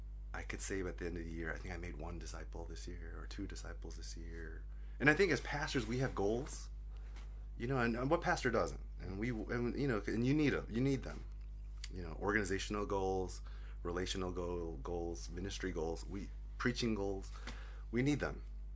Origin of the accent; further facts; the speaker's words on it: Sydney, New South Wales, Australia; Like, I just wanted to learn rugby league, growing up in Sydney.